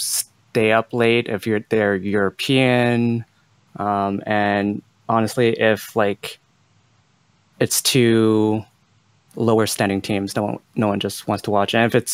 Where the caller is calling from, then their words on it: Montreal, Quebec, Canada; I'm calling from Montreal.